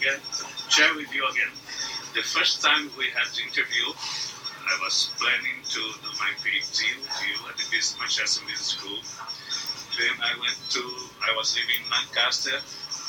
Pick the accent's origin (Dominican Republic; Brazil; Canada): Brazil; English is a second language; I come from Brazil. My parents had a small business as well